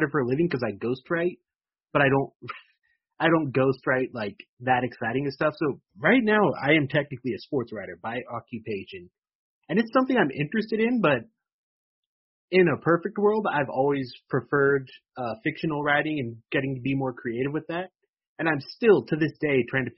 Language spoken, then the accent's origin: English; Woodland, California, United States; I'm from Woodland, you know, just 15 minutes north, I guess it is, of Sacramento